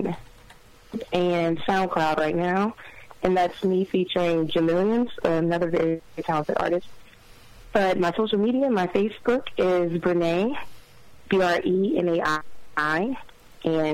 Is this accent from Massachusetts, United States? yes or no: no; Houma, Louisiana, United States; I'm from Houma, Louisiana